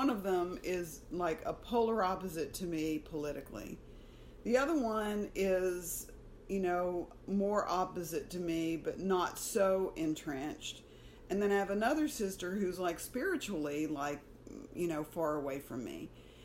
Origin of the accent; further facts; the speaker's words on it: Alabama, United States; moved away as an adult; now in Houston, United States; I was raised in Alabama